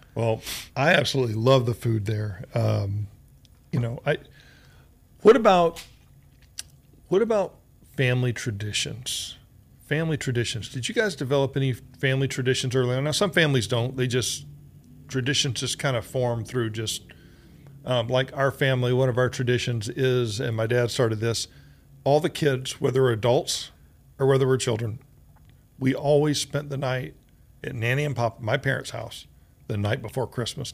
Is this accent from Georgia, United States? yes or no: yes; Georgia, United States; moved away; also born or lived in Oklahoma; I grew up in Georgia and Oklahoma